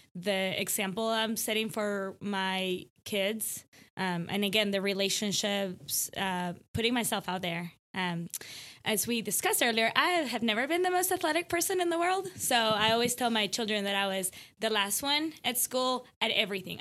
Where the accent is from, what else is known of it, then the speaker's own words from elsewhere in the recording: Ecuador; now in Allen, TX, United States; I'm from Ecuador